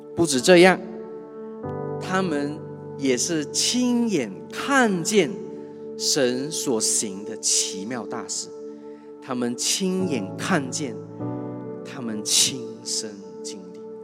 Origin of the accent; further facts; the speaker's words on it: Kuching, Sarawak, Malaysia; 我是土生土长的古晋人